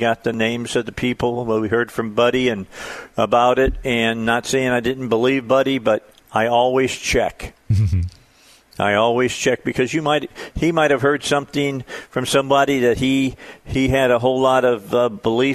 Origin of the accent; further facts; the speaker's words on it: Hammond, Indiana, United States; also born or lived in Highland, Indiana; now in Arkansas, United States; I grew up in Hammond, in Highland, right up there.